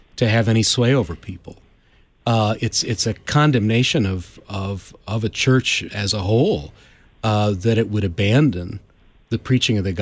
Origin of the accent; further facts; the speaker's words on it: United States; being Americans